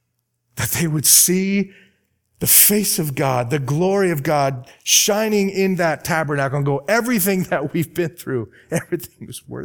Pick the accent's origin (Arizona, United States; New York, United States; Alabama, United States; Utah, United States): Arizona, United States; I'm from Arizona, and the pastor of this church is a dear friend of mine.